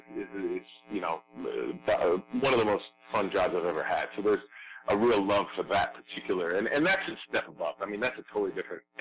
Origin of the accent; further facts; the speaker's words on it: Noblesville, Indiana, United States; I was born in Noblesville, Indiana